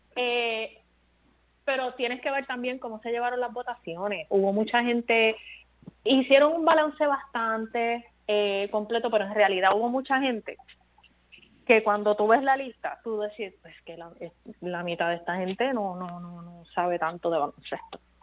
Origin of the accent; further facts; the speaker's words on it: Bayamón, Puerto Rico; moved away; also born or lived in Caguas, Puerto Rico; Mi pueblo es Bayamón después de Caguas, porque yo me crié entre, Caguas y Bayamón